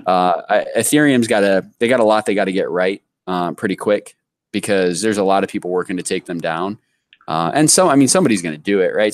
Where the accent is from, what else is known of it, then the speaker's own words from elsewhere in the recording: Columbus, Ohio, United States; now in Florida, United States; I was born in Columbus